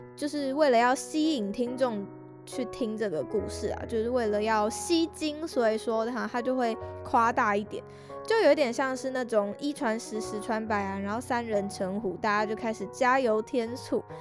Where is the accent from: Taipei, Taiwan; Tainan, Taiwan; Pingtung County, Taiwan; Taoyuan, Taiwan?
Taipei, Taiwan; 身为土生土长的台北人